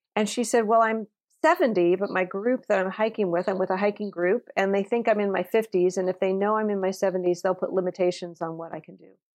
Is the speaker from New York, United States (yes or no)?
no; Napa, California, United States; I grew up in Napa, California, which is a very small community